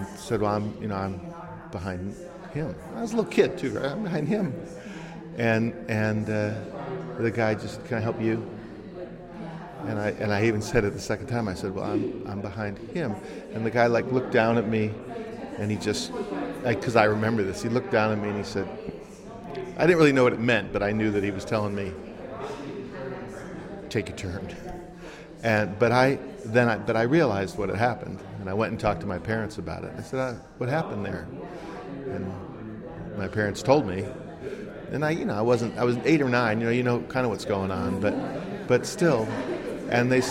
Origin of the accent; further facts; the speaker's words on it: Highland Park, Illinois, United States; I grew up in Chicago. I grew up in Highland Park, Illinois, North Shore suburb